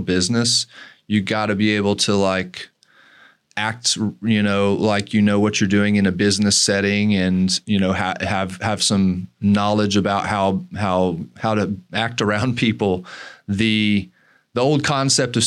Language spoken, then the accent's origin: English; Tennessee, United States; I grew up in Tennessee